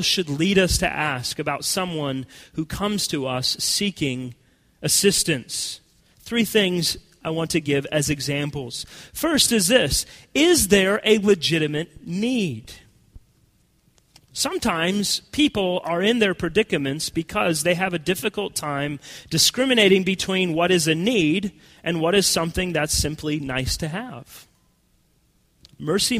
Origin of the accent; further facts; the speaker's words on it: United States; as American Christians